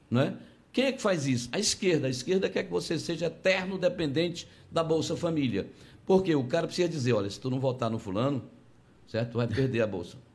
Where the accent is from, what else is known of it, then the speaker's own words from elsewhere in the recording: Conceição do Araguaia, Pará, Brazil; Eu sou de Conceição do Araguaia, lá comecei minha vida assim, vendendo pão na rua.